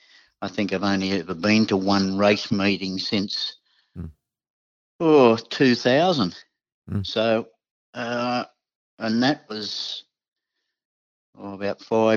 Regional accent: Coffs Harbour, New South Wales, Australia; born there; also born or lived in Sydney; because on the way I was born in Coffs Harbour and my youngest sister was born in Taree.

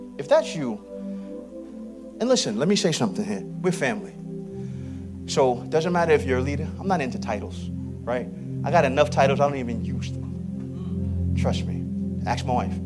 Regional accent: New York City, New York, United States; I'm from Southeast Queens.

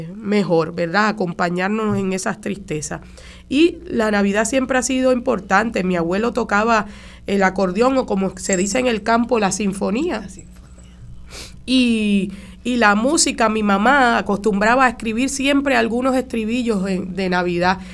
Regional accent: Caguas, Puerto Rico; yo soy del barrio de San Salvador de Cagua

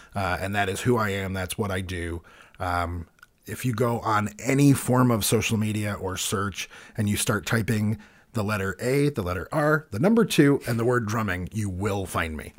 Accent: United States; as an American, playing with an American band

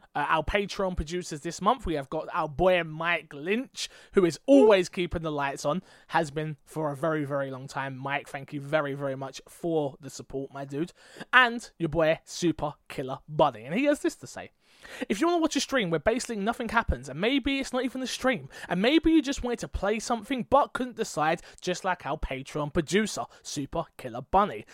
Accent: England, United Kingdom; I'm English.

